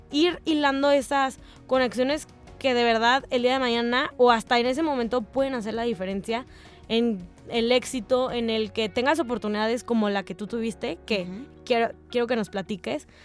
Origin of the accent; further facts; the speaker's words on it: Mexico; soy de México